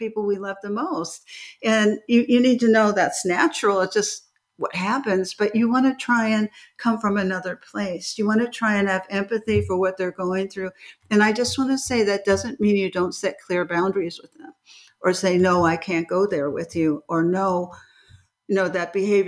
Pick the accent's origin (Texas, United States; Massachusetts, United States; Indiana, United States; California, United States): California, United States; Beverly Hills; as a child, I grew up in Beverly Hills and I was in California